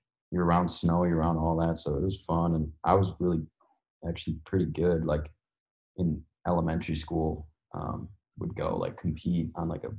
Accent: Cedarburg, Wisconsin, United States; moved away as an adult; also born or lived in Milwaukee, Wisconsin; now in Los Angeles, United States; born and raised in Wisconsin

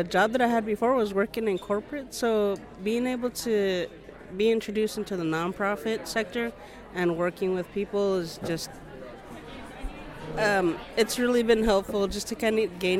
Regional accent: Texas, United States; I'm from Texas.

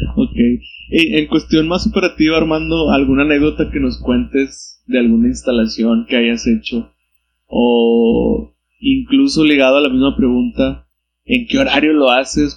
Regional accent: Monterrey, Nuevo León, Mexico; los que somos de Monterrey

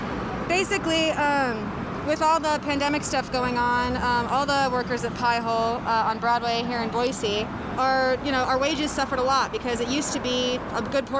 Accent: New Zealand; I'm Kiwi, yeah.

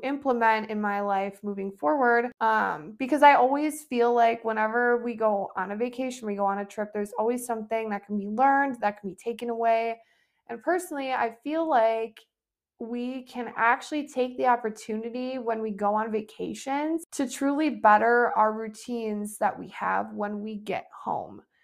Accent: Wisconsin, United States; we are from Wisconsin

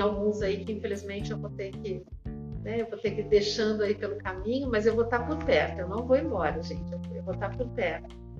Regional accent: Brazil; eu sou brasileira

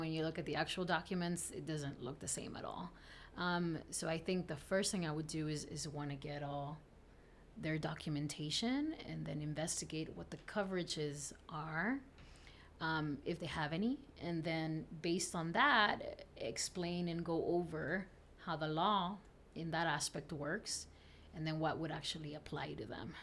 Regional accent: South Texas, United States; English is a second language; also born or lived in Camargo, Tamaulipas, Mexico; I grew up in Texas, South Texas.

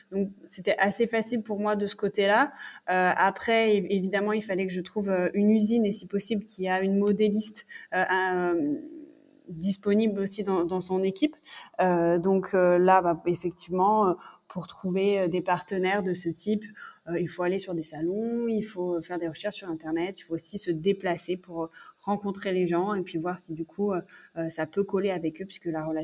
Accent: south of France, France; moved away; also born or lived in Paris / Montreal; j'ai grandi dans le sud de la France

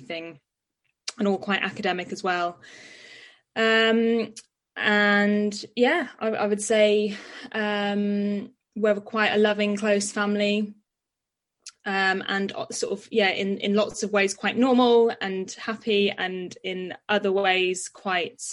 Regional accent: Nottinghamshire, East Midlands, United Kingdom; moved away as an adult; now in London, United Kingdom; I grew up in Nottinghamshire

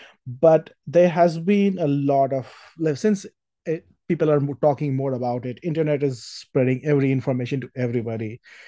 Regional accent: India; moved away as an adult; also born or lived in Boston / San Francisco; now in Texas, United States; Well, I grew up in India, and in last 7 years, I lived in Boston, I lived in San Francisco, and now I live in Texas.

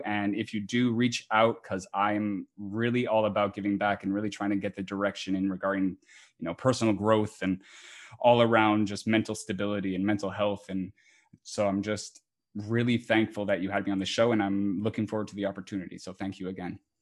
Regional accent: Montreal, Quebec, Canada; I am from Montreal, Oh, Canada

